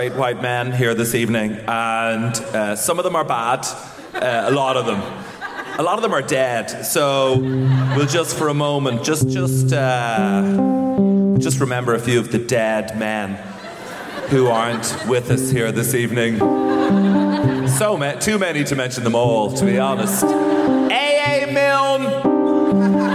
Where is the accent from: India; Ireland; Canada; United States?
Ireland; I come from Ireland.